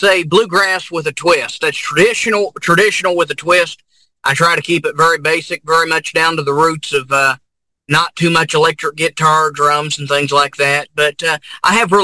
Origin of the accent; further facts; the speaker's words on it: Grayson, Kentucky, United States; my hometown of Grayson, Kentucky